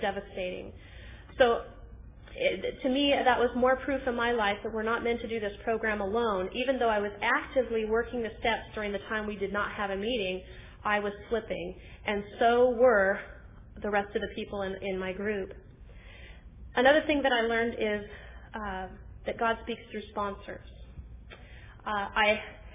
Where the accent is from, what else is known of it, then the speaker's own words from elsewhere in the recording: Susanville, California, United States; I'm from Susanville, which is a very small town in Northern California